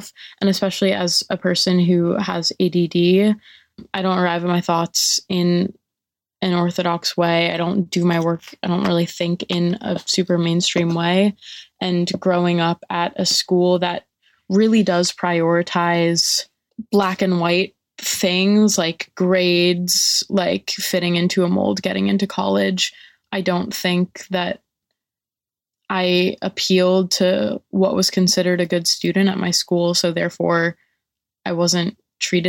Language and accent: English; New York City, New York, United States; I'm from New York City.